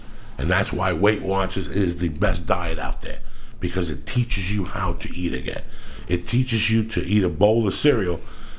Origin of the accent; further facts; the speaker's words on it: North Bergen, New Jersey, United States; I'm from North Bergen, New Jersey, dog.